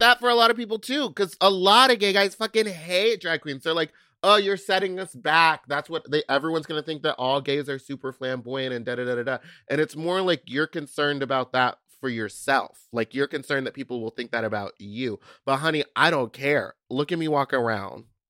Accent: Texas, United States; I'm from Texas.

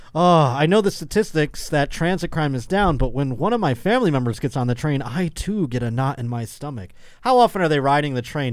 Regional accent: Buffalo, New York, United States; moved away; I'll be in my hometown of Buffalo, New York

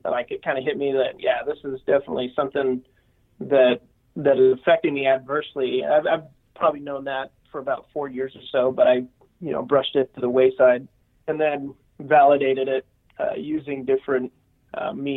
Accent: Sandy, Utah, United States; I was born and raised in Sandy, Utah, and that's where I currently live

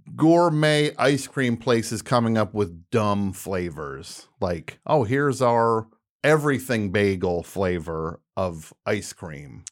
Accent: New Jersey, United States; moved away; also born or lived in New York; That's the New Jersey speaking

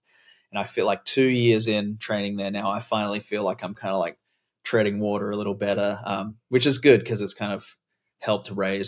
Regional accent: Adelaide, South Australia, Australia; I was born in Adelaide, South Australia, grew up in Australia, moving around a lot, lived in a bunch of different places, regional, rural, cities.

